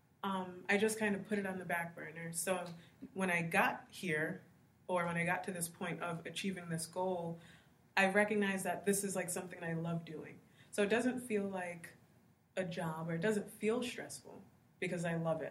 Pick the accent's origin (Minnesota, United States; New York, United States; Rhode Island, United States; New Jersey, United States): Rhode Island, United States; Providence; also born or lived in Atlanta, Georgia; I was born and raised in Providence, Rhode Island